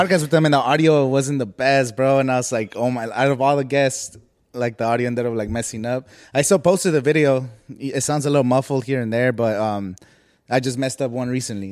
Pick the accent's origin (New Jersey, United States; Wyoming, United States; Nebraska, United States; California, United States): California, United States; Coachella Valley; I'm from the Coachella Valley